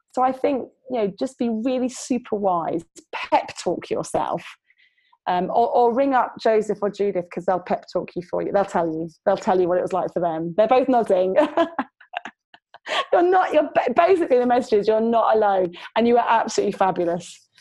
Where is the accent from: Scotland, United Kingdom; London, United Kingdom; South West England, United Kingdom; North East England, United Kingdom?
London, United Kingdom; now in Preston, United Kingdom; currently living in Preston in the northeast, the mighty north, which is not quite as north as you guys up in Durham, but it's pretty far because I grew up in London